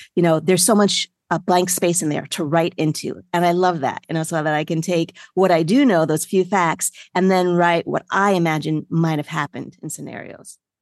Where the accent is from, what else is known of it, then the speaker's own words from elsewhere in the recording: Freehold, New Jersey, United States; moved away as an adult; also born or lived in New York City; now in South Florida, United States; I grew up first in New York City and then in a suburb in New Jersey, Freehold, New Jersey